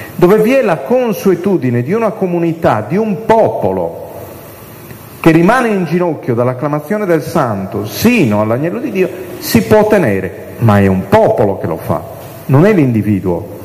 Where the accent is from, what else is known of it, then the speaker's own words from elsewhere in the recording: Sardinia, Italy; io vengo dalla Sardegna, non so se si è capito dall'accento